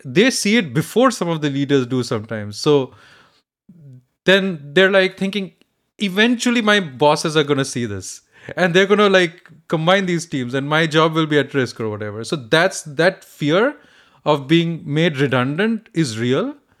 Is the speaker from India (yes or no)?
yes; India; now in United States; I grew up in India